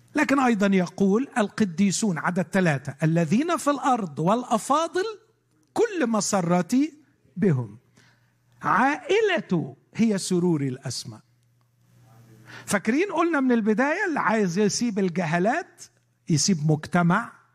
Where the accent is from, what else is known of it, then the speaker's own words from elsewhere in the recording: Egypt; عندنا في مصر